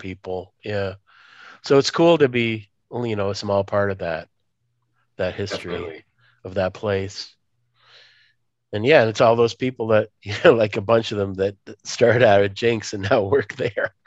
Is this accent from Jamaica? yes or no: no; Moscow, Russia; moved away; I was born in Moscow, USSR, but I can't go back there because that place doesn't exist.